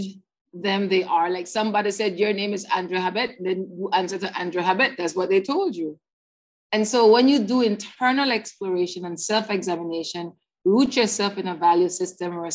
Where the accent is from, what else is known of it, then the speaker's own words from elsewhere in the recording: Belize City, Belize District, Belize; I was raised in Belize City, South Side, and then we moved North Side